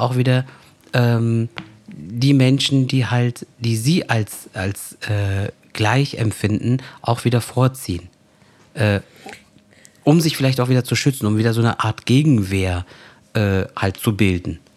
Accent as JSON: {"language": "German", "town": "Koblenz", "region": "Rhineland-Palatinate", "country": "Germany", "tie": "born or raised there", "said": "ich bin gebürtig aus dem Raum Koblenz, äh, ich bin auch in Deutschland geboren und aufgewachsen"}